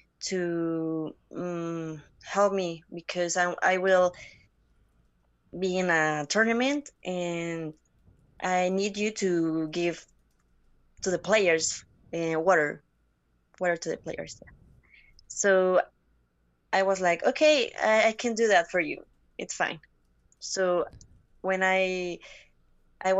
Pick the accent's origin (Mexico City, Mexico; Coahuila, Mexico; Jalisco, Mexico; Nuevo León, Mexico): Mexico City, Mexico; English is a second language; I'm from Mexico, like in Mexico City. I live always here.